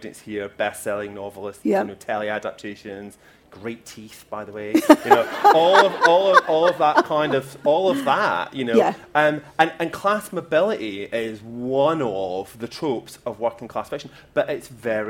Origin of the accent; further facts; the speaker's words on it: West Coast of Scotland, United Kingdom; also born or lived in Edinburgh; I grew up on the West Coast.